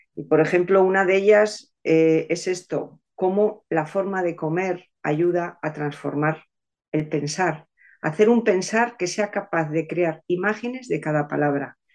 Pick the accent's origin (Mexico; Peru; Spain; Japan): Spain; nosotros españoles